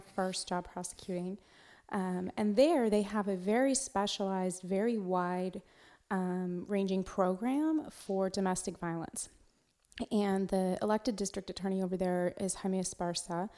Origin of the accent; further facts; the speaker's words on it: Walla Walla, Washington, United States; moved away as an adult; also born or lived in Alaska / Montgomery County, Texas; now in Texas, United States; i grew up in washington state in a very small town um, called Walla Walla, Washington